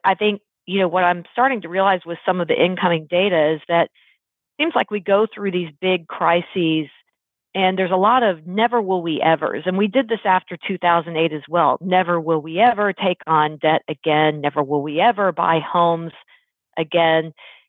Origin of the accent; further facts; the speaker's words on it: Texas, United States; I was quite into college ball growing up in Texas. That was really the Texas thing, high school and college ball.